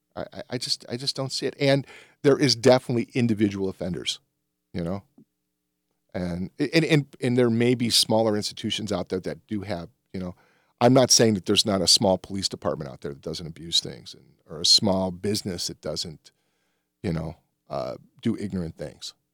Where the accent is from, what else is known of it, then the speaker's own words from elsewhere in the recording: the Jim Crow South, United States; I was born in the Jim Crow South